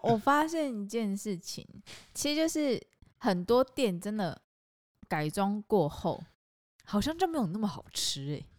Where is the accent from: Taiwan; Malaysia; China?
Taiwan; Kaohsiung; 我是高雄人，我是土，生土长高雄人